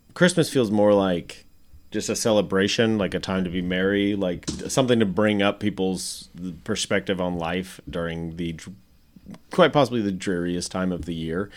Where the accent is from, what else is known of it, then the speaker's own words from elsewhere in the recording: Nebraska, United States; now in Arkansas, United States; every house I knew of it growing up in Nebraska, everyone had basements